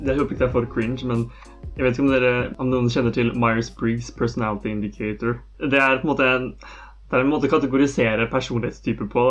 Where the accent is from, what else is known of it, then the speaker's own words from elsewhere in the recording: Skjetten, Akershus, Norway; jeg vokste opp på Skjetten